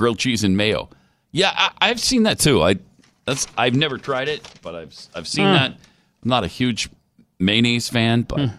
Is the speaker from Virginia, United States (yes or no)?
no; California, United States; Born and raised in Southern California, always done ketchup with grilled cheese.